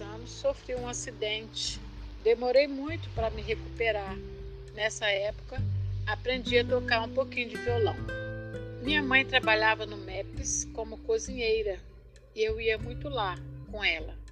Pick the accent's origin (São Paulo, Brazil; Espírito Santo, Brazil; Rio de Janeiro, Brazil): Espírito Santo, Brazil; Alfredo Chaves; moved away as an adult; now in Guarapari, Brazil; Sou natural de Alfredo Chaves, num lugar chamado Caco de Pote